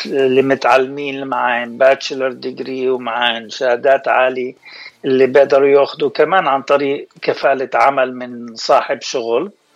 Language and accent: Arabic; Haifa, Haifa District, Israel; also born or lived in Lebanon (ancestry); now in Southern California, United States; مولود آه، بحيفا آه، جدي اصله لبناني